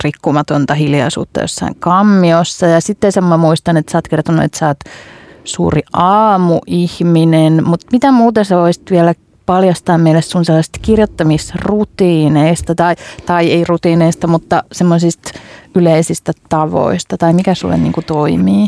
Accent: Hämeenlinna, Kanta-Häme, Finland; olen Hämeenlinnasta kotoisin

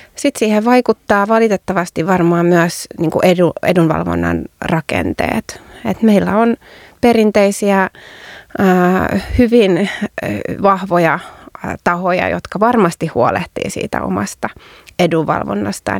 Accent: Turku, Southwest Finland, Finland; kotikaupungissani Turussa

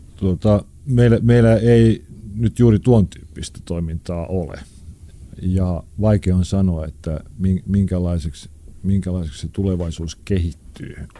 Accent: Helsinki, Uusimaa, Finland; missä minä olen syntynyt ja kasvanut. Oli aikanaan tämmöinen niin sanottu huonompi kaupunkiosa, eli Punavuori

